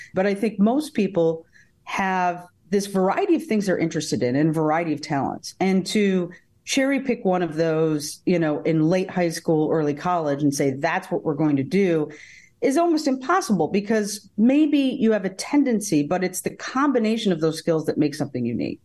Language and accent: English; Davenport, Iowa, United States; also born or lived in Tucson, Arizona; I was born in Tucson, Arizona, uh, but I got shipped here to Davenport, Iowa, uh, shortly thereafter